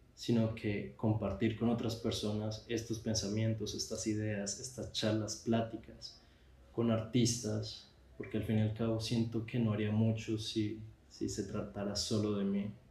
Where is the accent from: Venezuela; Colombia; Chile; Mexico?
Colombia; moved away as an adult; now in Spain; soy colombiano